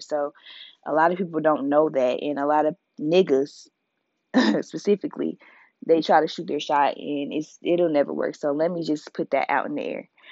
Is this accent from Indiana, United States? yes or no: yes; Indianapolis, Indiana, United States; now in Mobile, United States; I'm from Indianapolis. 317